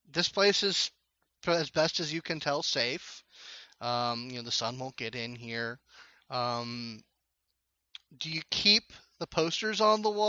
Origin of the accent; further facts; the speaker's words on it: Texas, United States; I'm from Texas.